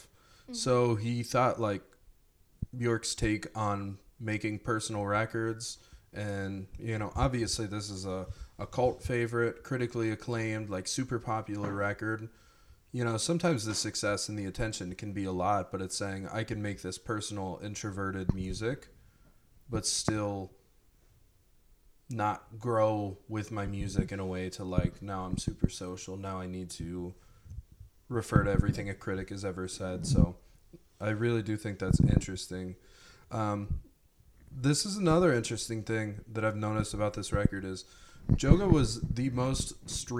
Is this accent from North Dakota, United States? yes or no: no; Mount Vernon, Ohio, United States; born and raised in the utopia of Mount Vernon, Ohio